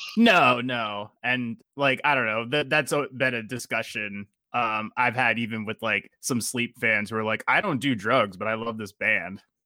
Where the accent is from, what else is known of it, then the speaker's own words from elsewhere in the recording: New Jersey, United States; I'm actually from New Jersey